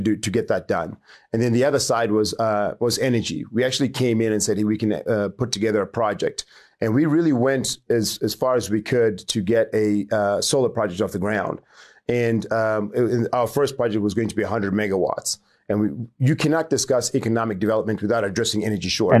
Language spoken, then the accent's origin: English; Chinhoyi, Mashonaland West, Zimbabwe; moved away; also born or lived in Harare; I grew up in Chinoy, grew up in a, you know, very poor, uh, poor, uh, upbringing